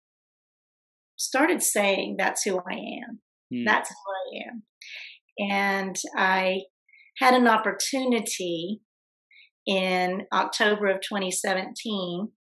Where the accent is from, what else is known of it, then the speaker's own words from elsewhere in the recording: Fort Worth, Texas, United States; I'm from Fort Worth